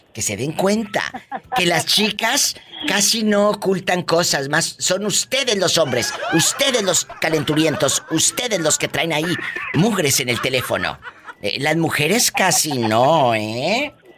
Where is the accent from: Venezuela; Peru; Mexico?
Mexico; como decimos en México